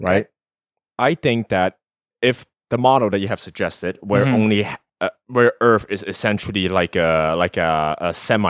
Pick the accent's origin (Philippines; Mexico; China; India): China; now in United States; if you want to take a cargo ship from my hometown of glorious communist China, right, all the way to a port in Los Angeles